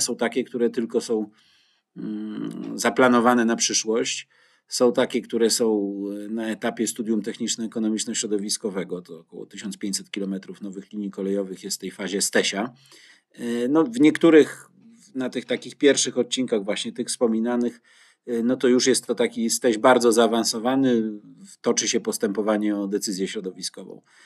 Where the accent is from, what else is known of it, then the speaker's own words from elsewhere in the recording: Gdynia, Pomeranian Voivodeship, Poland; Jako gdynianin